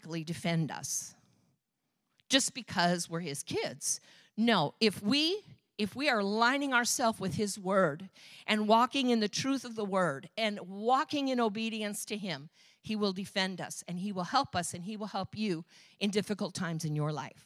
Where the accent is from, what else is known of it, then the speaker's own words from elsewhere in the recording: Michigan, United States; moved away as an adult; I'm from Michigan